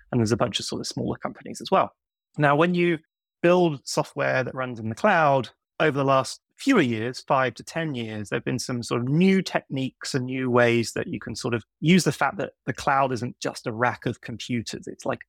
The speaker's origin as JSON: {"language": "English", "country": "United Kingdom", "tie": "born or raised there", "moved": "yes", "lives_now": "New York, United States", "said": "of a strange accent because I grew up in the UK and I moved to New York in 2006. So 17 years ago."}